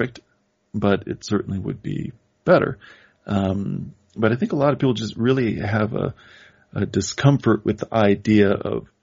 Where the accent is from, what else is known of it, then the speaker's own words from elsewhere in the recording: Midwest, United States; I'm from the Midwest